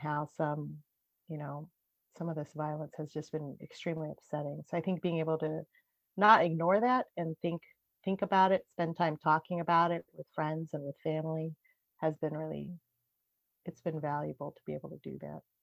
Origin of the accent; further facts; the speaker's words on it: United States; being Japanese American